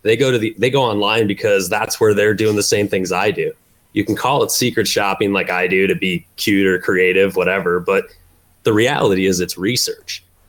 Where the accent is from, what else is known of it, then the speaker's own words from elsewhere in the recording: Midwest, United States; I grew up in the Midwest. So every Little League team that I ever played for, you know, was sponsored by a local insurance agent